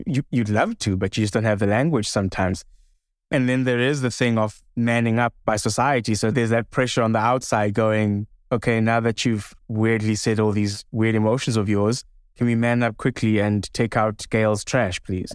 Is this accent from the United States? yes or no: no; South Africa; my home country of South Africa